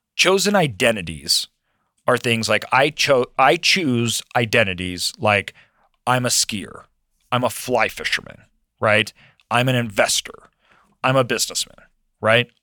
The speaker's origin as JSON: {"language": "English", "region": "Idaho", "country": "United States", "tie": "born or raised there", "also_born_or_lived": "Brazil", "said": "I was raised in Idaho."}